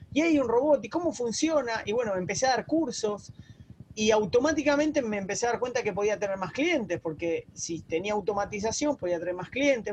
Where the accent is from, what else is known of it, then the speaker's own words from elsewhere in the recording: Argentina; moved away as an adult; also born or lived in Barcelona, Spain; now in Uruguay; te saludo de Uruguay, yo soy argentino